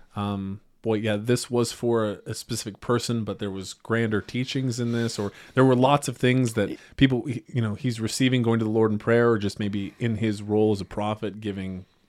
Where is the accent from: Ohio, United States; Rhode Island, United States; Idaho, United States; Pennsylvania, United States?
Idaho, United States; we're both from Idaho